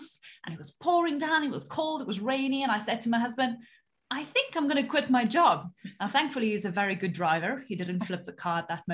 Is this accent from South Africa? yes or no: yes; South Africa; moved away; originally I'm actually from South Africa and I came from such a small town. You know, there was literally growing up, there was one traffic light